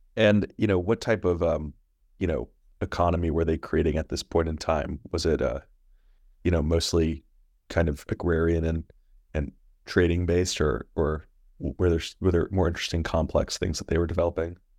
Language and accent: English; New York, United States; As a New Yorker